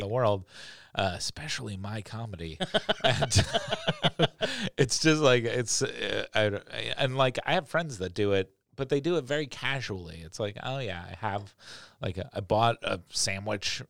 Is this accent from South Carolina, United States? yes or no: no; New York, United States; moved away; I grew up in New York, so we had bodegas